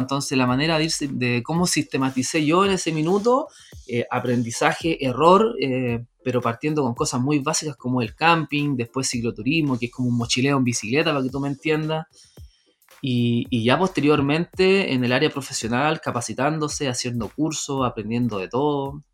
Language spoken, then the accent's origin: Spanish; Renca, Santiago Metropolitan Region, Chile; yo soy nacido y criado en Renca